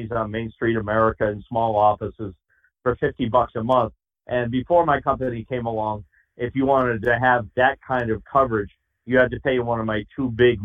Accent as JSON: {"language": "English", "region": "New England", "country": "United States", "tie": "born or raised there", "said": "I grew up in New England"}